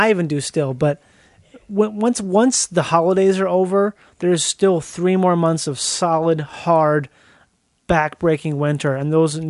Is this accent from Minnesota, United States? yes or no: yes; Minnesota, United States; moved away as an adult; also born or lived in Florida; I grew up in Minnesota, and I went to college in Florida.